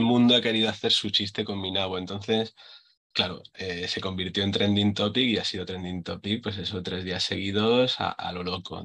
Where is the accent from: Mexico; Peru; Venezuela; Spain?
Spain; Villena, Valencian Community; de aquí, de, mi pueblo, de Villena